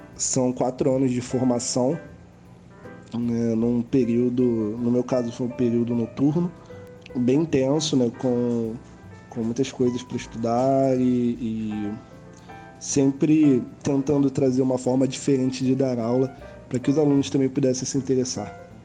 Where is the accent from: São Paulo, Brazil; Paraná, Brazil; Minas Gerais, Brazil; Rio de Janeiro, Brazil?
Rio de Janeiro, Brazil; sou do Rio de Janeiro